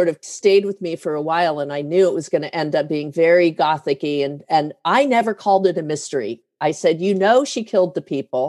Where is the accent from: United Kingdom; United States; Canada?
United States; Denver, Colorado; born there; And I was born in Denver